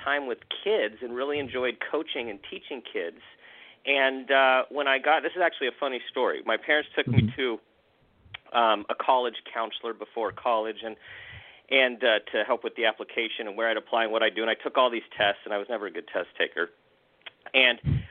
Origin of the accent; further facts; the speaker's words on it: Southern California, United States; born and raised in Southern California, have a younger brother, two parents who's they're still living, and my folks are still living in the same place I grew up in.